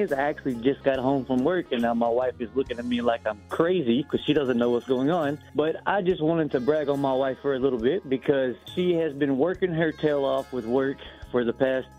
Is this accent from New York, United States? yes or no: no; Texas, United States; moved away; And I moved up here from Texas, and that's just the way that I was raised.